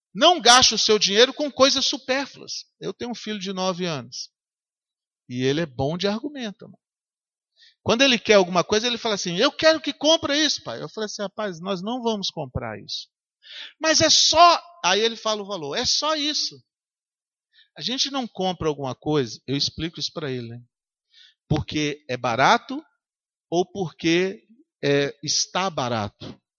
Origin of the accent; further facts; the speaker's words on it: Governador Valadares, Minas Gerais, Brazil; moved away; eu passei na rua onde eu nasci